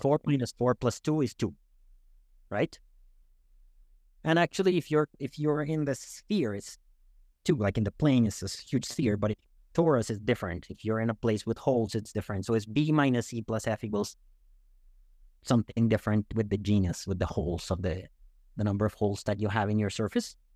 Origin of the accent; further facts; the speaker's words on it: Bogotá, Colombia; moved away as an adult; also born or lived in Canada / United States; now in Toronto, Canada; I'm from Bogotá